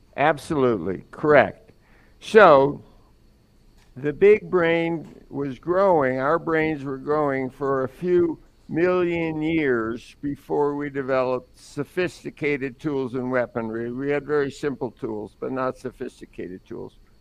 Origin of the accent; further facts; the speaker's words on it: New York City, New York, United States; We grew up in Brooklyn